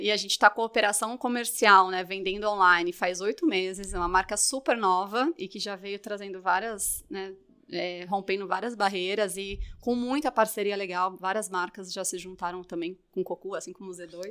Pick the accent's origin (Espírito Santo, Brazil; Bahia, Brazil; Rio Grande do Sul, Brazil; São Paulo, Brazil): São Paulo, Brazil; Ribeirão Preto; accent: Caipira; moved away; eu sou de Ribeirão Preto